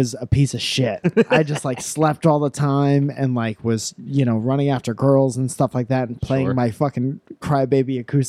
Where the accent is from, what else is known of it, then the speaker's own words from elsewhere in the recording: Connecticut, United States; I'm from Connecticut. I guess so. It's where I grew up.